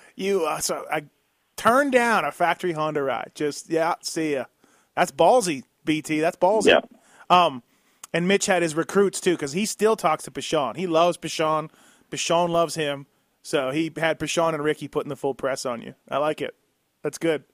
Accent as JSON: {"language": "English", "country": "Canada", "moved": "yes", "lives_now": "United States", "said": "I'm Canadian, so I'm not fully American"}